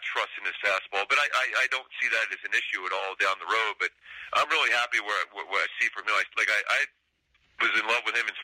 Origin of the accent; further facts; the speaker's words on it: Philadelphia, Pennsylvania, United States; also born or lived in San Fernando Valley, California; now in Los Angeles, United States; growing up in Philly, I was a big Harry Callis fan